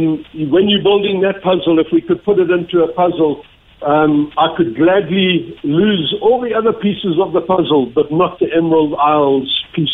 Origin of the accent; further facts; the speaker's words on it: South Africa; And being in South Africa, being in Ireland and being in South African